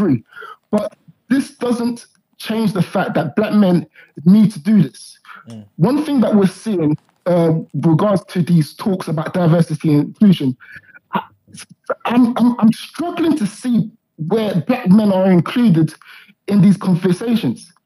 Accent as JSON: {"language": "English", "town": "Croydon", "region": "London", "country": "United Kingdom", "said": "I'm from Croydon"}